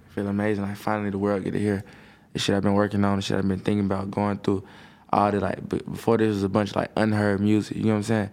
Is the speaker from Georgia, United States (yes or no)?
yes; Atlanta, Georgia, United States; I grew up in Atlanta.